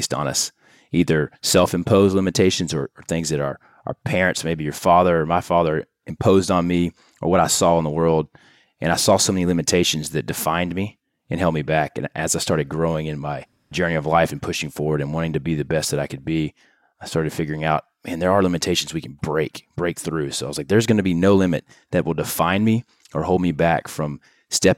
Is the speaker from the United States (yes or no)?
yes; Louisiana, United States; moved away as an adult; also born or lived in Tennessee; now in Houston, United States; we moved to Louisiana at a young age, grew up in a trailer home and five kids